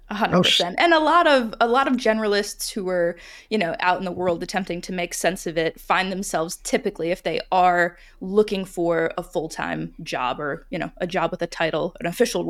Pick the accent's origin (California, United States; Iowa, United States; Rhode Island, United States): Rhode Island, United States; growing up in Rhode Island, a lot of kids were going to Brown. They were going to Yale.